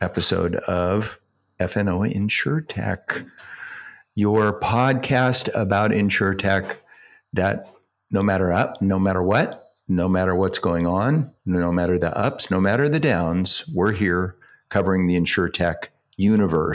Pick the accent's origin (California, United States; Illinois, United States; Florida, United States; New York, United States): California, United States; Sacramento; not far from Sacramento, my hometown